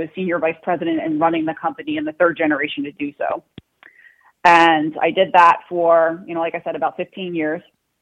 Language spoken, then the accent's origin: English; Long Island, New York, United States; born and raised in New York, lived here my whole life on Long Island, right outside of New York City